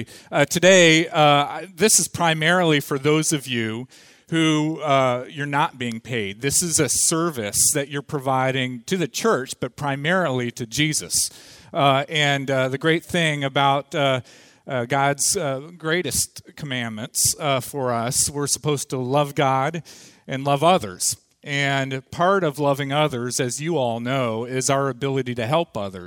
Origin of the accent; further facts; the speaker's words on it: Ohio, United States; moved away as an adult; now in Atlanta, United States; We live down in Atlanta now, so that's why she's down there. We grew up in Ohio